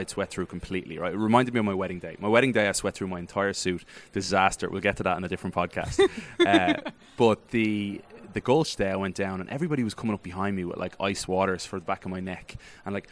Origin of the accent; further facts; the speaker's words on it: Ireland; accent: Irish; now in United States; as an Irish American, but as with an Irish voice